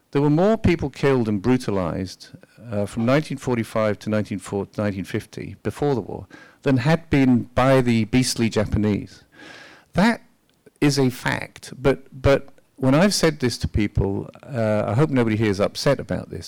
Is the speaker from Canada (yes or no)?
no; United Kingdom; as a British person